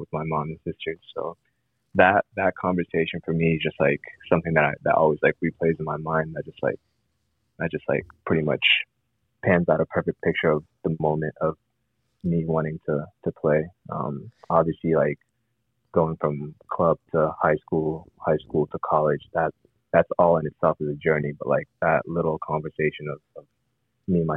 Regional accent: Columbus, Ohio, United States; I grew up in Columbus, Ohio.

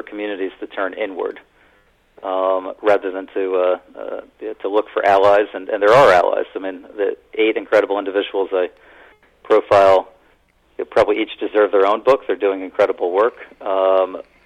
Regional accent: Allentown, Pennsylvania, United States; moved away; also born or lived in Philadelphia; Growing up in Allentown, Pennsylvania

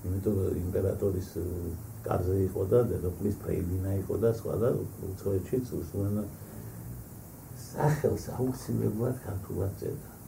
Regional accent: Batumi, Adjara, Georgia; also born or lived in Guria; მეც ბათუმელი გახლავართ

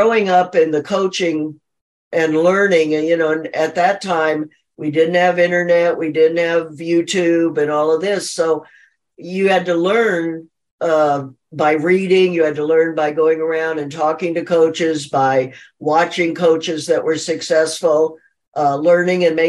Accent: Phoenix, Arizona, United States; I'm from Phoenix, Arizona.

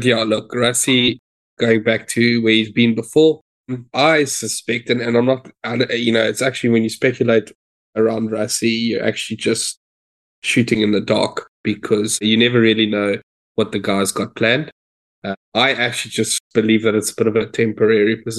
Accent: South Africa; moved away

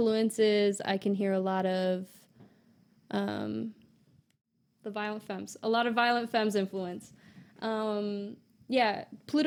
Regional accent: Long Island, New York, United States; also born or lived in Brooklyn; I grew up in Long Island.

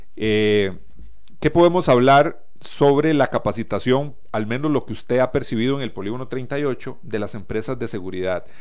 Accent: Costa Rica

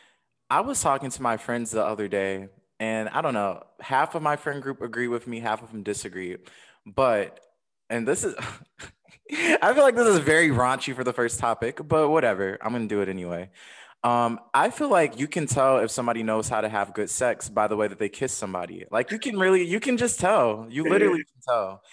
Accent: Detroit, Michigan, United States; I was from Detroit.

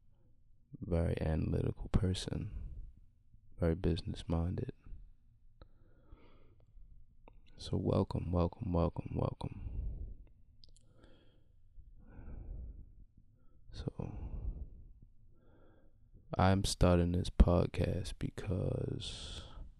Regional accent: Baltimore, Maryland, United States; I'm from Baltimore City, born and raised

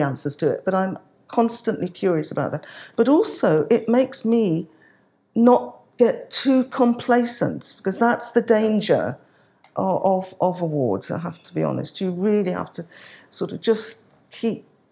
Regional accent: Birmingham, West Midlands, United Kingdom; now in London, United Kingdom; as Irish Nigerian heritage, born in London, not born in London, born in Birmingham, but have made my life in London now

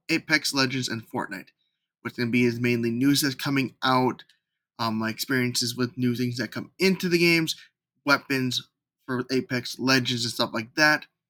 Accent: Minnesota, United States; moved away as an adult; now in Los Angeles, United States; I was born in Minnesota and recently moved to Los Angeles

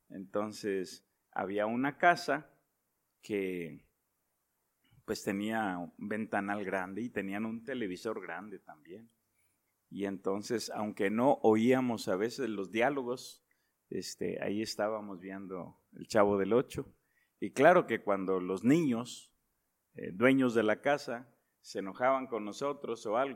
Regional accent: Monterrey, Nuevo León, Mexico; born there; No. Ah, yo nací en Nuevo León.

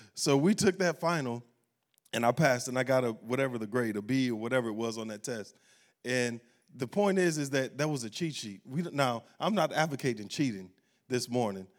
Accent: Baton Rouge, Louisiana, United States; moved away; we were in Baton Rouge, uh, my hometown.

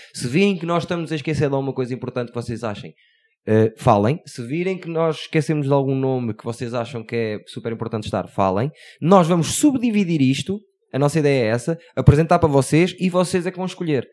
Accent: Porto, Norte, Portugal; nós somos do Porto

